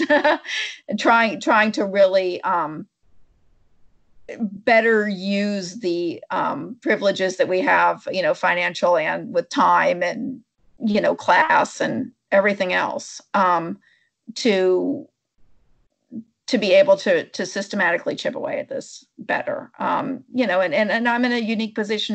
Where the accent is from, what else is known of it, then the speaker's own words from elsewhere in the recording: Berkeley, California, United States; I was born in Berkeley in 1970